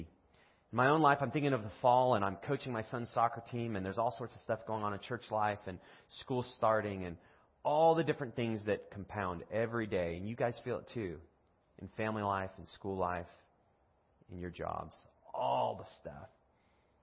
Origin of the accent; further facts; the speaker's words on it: United States; I'm from America